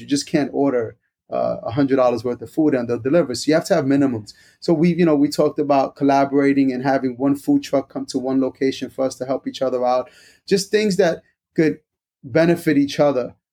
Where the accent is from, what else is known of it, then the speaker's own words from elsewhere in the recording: New York, United States; moved away as an adult; now in Wake Forest, United States; I'm originally from New York, so I'm a New Yorker